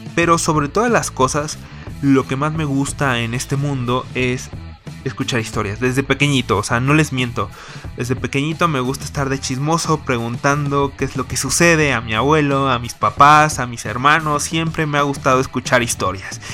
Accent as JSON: {"language": "Spanish", "region": "Mexico City", "country": "Mexico", "tie": "born or raised there", "said": "nací en la Ciudad de México"}